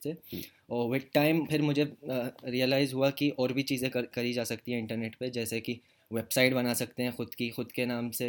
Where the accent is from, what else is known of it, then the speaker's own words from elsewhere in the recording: Jeddah, Makkah Province, Saudi Arabia; moved away as an adult; also born or lived in Bhopal, India; now in India; भोपाल में तो एक साल भी नहीं हुआ था एंड में हम लोग मूव कर गए थे सऊदी अरब में जद्दा सिटी का नाम है वहाँ पे तो मेरा मेरा पूरा बचपन सऊदी अरब में गया मतलब मैं एटीन ईयर्स सऊदी अरब में रहा